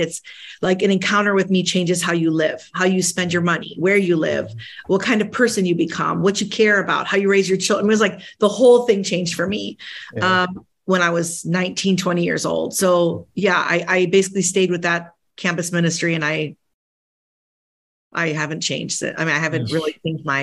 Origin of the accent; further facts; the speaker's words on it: Chicago, Illinois, United States; first language Spanish; English is a second language; I'm the daughter of two immigrants. Both my parents came from Latin America, Colombia, my mother, Argentina, my father. They came to the city of Chicago